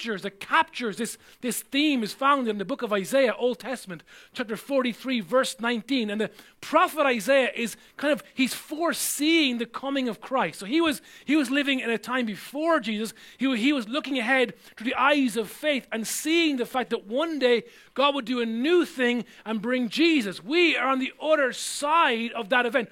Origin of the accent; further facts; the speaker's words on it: Ireland; growing up in Ireland